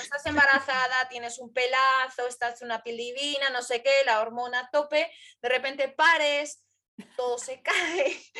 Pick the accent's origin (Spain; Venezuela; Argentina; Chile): Spain; Madrid, Community of Madrid; a los madrileños nos conocen como gatos